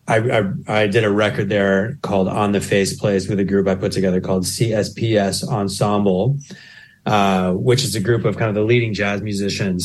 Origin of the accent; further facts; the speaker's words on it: Chicago, Illinois, United States; moved away as an adult; also born or lived in Indiana / Los Angeles / Skopje, North Macedonia; now in New Zealand; how I was raised in the Midwest of the United States